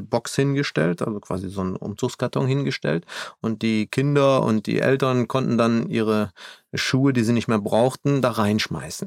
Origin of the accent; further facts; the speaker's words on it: Germany; hier bei uns in Deutschland